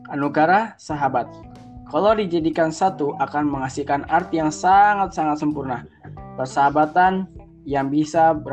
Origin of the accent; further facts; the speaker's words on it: South Tangerang, Banten, Indonesia; Saya berasal dari Tangerang Selatan, Banten.